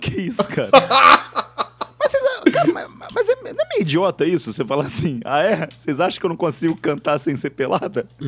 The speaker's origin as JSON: {"language": "Portuguese", "region": "Minas Gerais", "country": "Brazil", "accent": "mineiro", "said": "eu mineiro"}